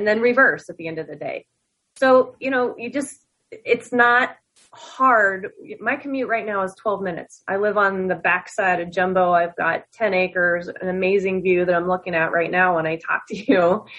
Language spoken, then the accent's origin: English; New Jersey, United States; but I came from Jersey. A part of the Jersey.